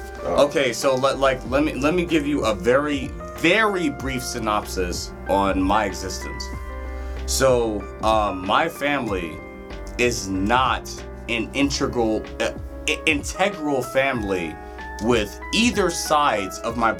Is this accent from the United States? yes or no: yes; Detroit, Michigan, United States; born there; Like, so I have memories of when I was young and I was born in Detroit.